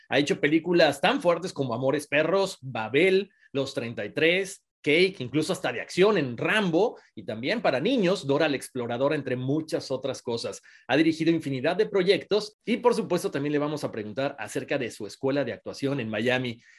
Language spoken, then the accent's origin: Spanish; Mexico; como mexicano, como latinos en este país, como latinos en el mundo, nos llenó de orgullo